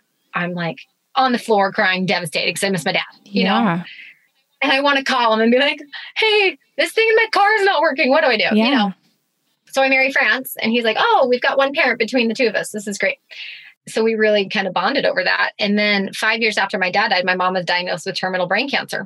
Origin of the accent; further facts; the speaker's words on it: Spokane, Washington, United States; moved away; also born or lived in Utah; I'm from Spokane, Washington